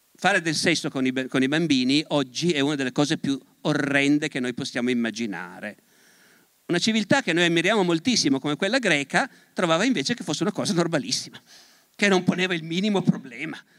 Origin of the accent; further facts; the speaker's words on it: Turin, Piedmont, Italy; Io sono profondamente torinese, profondamente piemontese e profondamente italiano